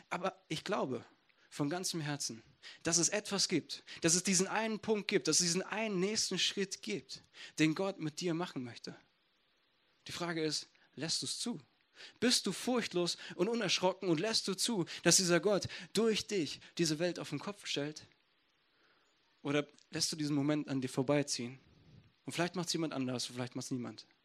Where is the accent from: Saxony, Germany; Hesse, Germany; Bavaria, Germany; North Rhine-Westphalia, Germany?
North Rhine-Westphalia, Germany; Essen; Ich komme aus Essen.